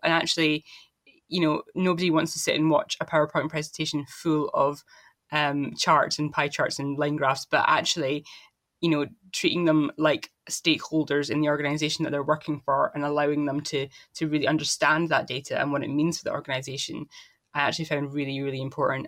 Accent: Dundee, Scotland, United Kingdom; I'm from Dundee in Scotland

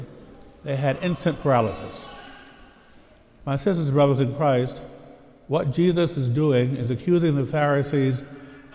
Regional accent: Pittsburgh, Pennsylvania, United States; I hail from the Diocese of Pittsburgh

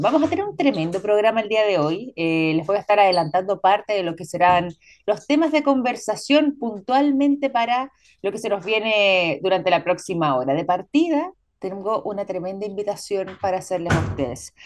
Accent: Chile

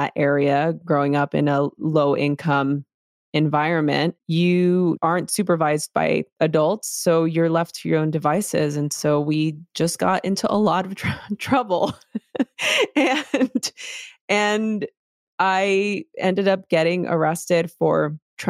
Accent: Los Angeles, California, United States; I grew up in East LA during the LA riots in a very chaotic environment.

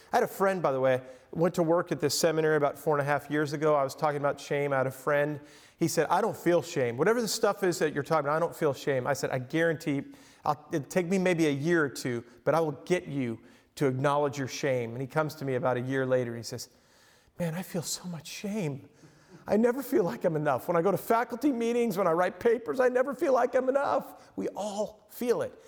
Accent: Long Island, New York, United States; also born or lived in Lake Michigan coast; now in Michigan, United States; I grew up on Long Island in New York

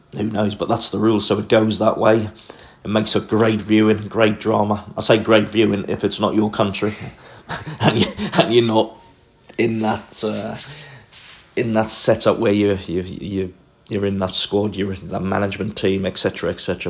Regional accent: Newcastle upon Tyne, North East England, United Kingdom; as a young boy growing up in Newcastle or just outside of Newcastle

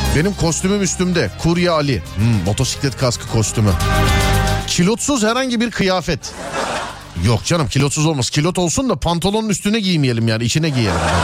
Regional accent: Istanbul, Turkey; Ben Şişliliyim. Ben Şişliliyim.

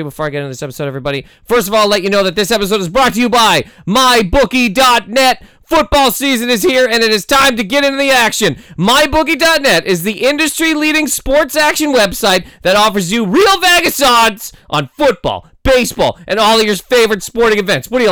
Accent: Toronto, Ontario, Canada; I'm from the six

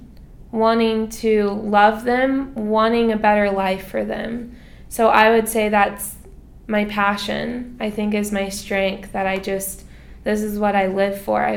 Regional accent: United States; moved away as an adult; now in Philippines; born and raised in America

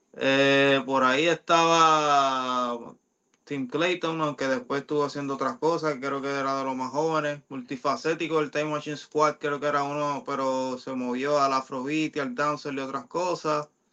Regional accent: Mayagüez, Puerto Rico; en la plaza pública de Mayagüez, de mi pueblo

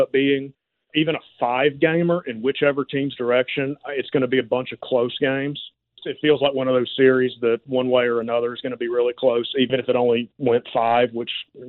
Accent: Valdosta, Georgia, United States; I'm from Valdosta, Georgia, and I spent a lot of my childhood going down to Florida, seeing family

